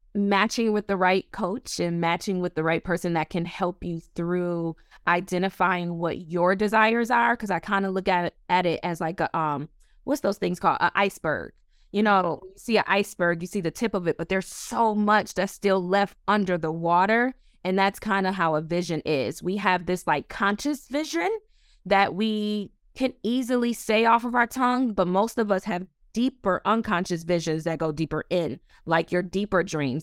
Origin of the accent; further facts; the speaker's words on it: Buffalo, New York, United States; also born or lived in Orlando, Florida; now in Washington, D.C., United States; I am originally from Buffalo, New York, by the way of Orlando, Florida.